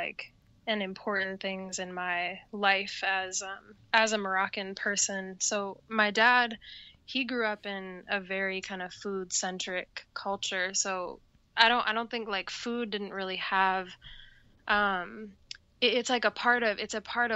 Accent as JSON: {"language": "English", "town": "Ann Arbor", "region": "Michigan", "country": "United States", "tie": "born or raised there", "said": "I was born in Ann Arbor, Michigan"}